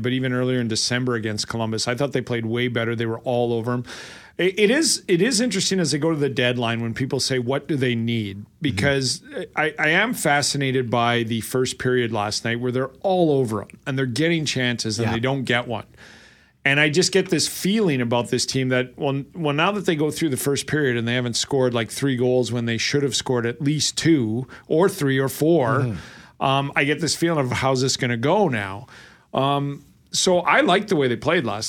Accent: Lethbridge, Alberta, Canada; now in Winnipeg, Canada; I grew up in Lethbridge with the Western Hockey League, the Broncos

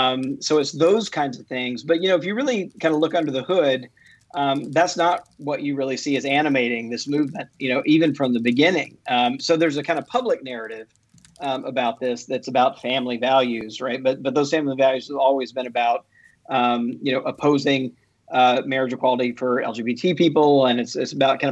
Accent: Mississippi, United States; I grew up in Mississippi, you know, as a Southern Baptist. I mean, my family goes back in the Deep South into Georgia, you know, Baptist all the way back, literally, you know, into the early 1800s

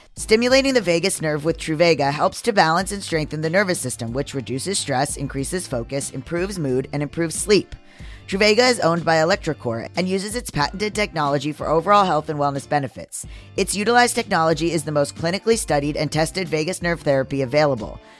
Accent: Florida, United States; I was from Florida

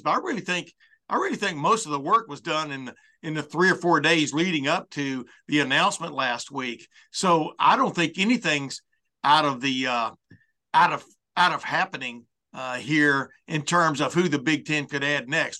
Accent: Alabama, United States; also born or lived in Texas; now in Ohio, United States; when I grew up in Alabama

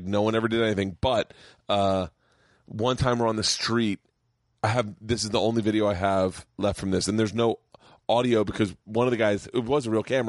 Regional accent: Tampa, Florida, United States; Of Tampa.

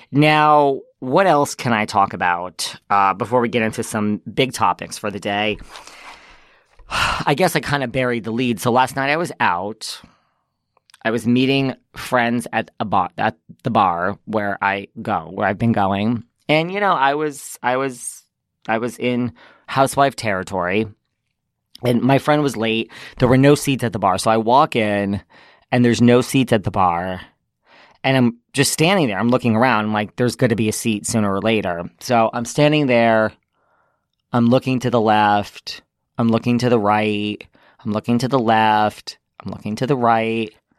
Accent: New York, United States; I am also from New York

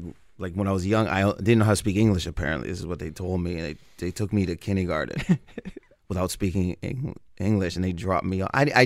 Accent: Windsor, Ontario, Canada; we grew up in Windsor

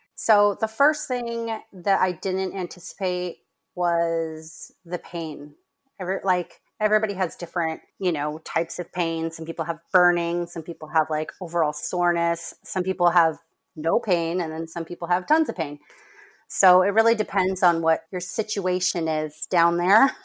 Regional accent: Orange County, California, United States; moved away as an adult; also born or lived in Michigan / Rhode Island / Massachusetts; I am from Orange County, California, but I've bit, kind of been all over the place. Um, I grew up here

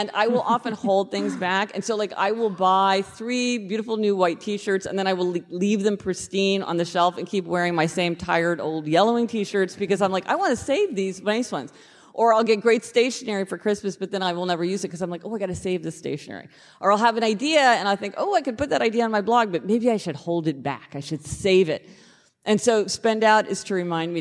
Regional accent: Kansas City, United States; we're both from Kansas City, so it's not the same KC, but it's a KC

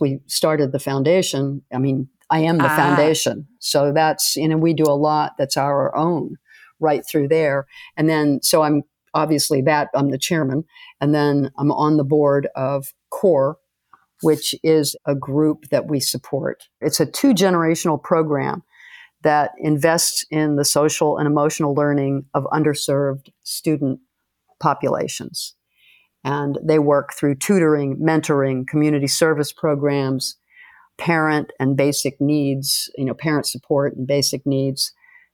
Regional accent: Las Vegas, Nevada, United States; when I was in the seventh grade when we moved here

